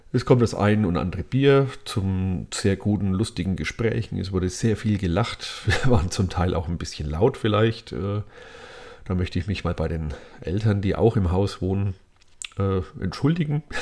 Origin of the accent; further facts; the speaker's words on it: Lower Franconia, Bavaria, Germany; meiner Heimat in Unterfranken